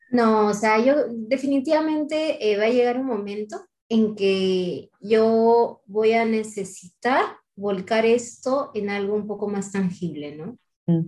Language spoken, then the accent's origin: Spanish; Talara, Piura, Peru; moved away; De chiquita yo vivía en Talara, una ciudad petrolera